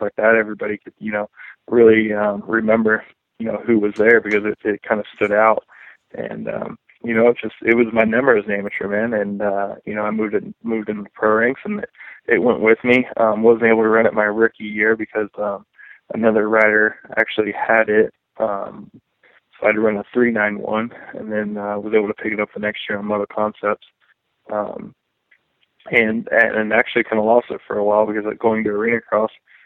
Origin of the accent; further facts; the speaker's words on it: East Coast, United States; I'm from the East Coast one